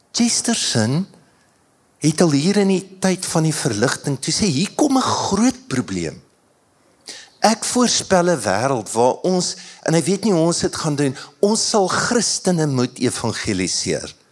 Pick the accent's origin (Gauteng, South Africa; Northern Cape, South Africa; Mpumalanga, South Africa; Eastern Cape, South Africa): Mpumalanga, South Africa; Standerton; ek het in Standerton groot geword